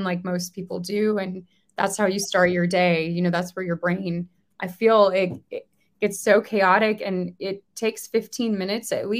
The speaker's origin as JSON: {"language": "English", "country": "United States", "said": "as an American living in the US"}